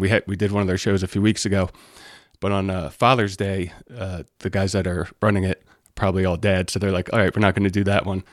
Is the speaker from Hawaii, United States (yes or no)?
no; Delaware, United States; moved away as an adult; now in Saratoga Springs, United States; I grew up in Delaware